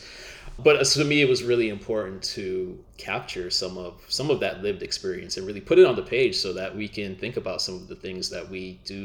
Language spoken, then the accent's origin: English; Miami, Florida, United States; moved away as an adult; also born or lived in Minneapolis; I grew up in Miami, like Trelawney, my main character